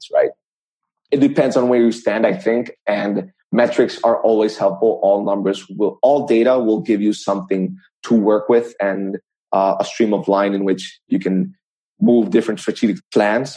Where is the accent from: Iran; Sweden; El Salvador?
El Salvador; I was born in El Salvador